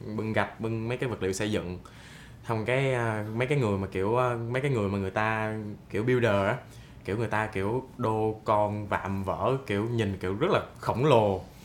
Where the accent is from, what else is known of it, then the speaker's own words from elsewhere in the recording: Binh Phuoc, Vietnam; moved away as an adult; mình xuất thân từ một vùng quê mình ở bình phước và cái chỗ của mình là sát biên giới campuchia luôn